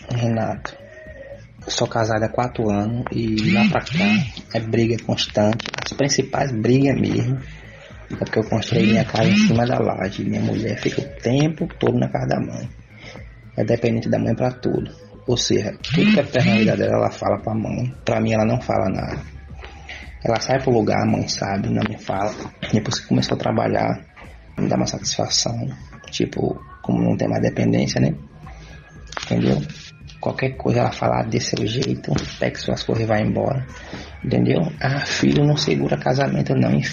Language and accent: Portuguese; Bahia, Brazil; Eu sou da Bahia